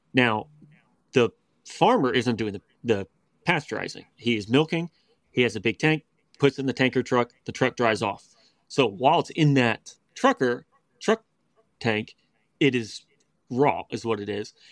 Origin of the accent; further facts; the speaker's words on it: West Virginia, United States; we grew up in West Virginia, but it was suburbia, you know, about hour and a half from D C